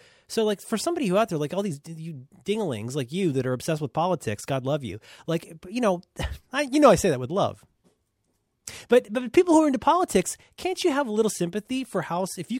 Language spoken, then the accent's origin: English; Ohio, United States; I'm from Ohio. I don't know how to pronounce anything.